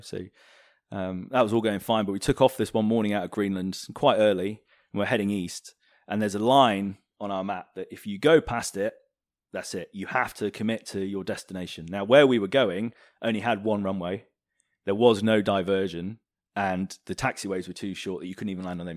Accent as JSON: {"language": "English", "country": "United Kingdom", "said": "We're, we're very British"}